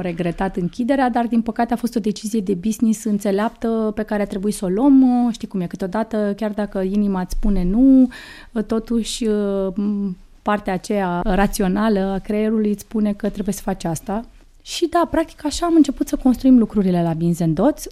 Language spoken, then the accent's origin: Romanian; Suceava, Suceava County, Romania; moved away as an adult; now in Bucharest, Romania; eu fiind născută în Suceava, acesta este orașul meu natal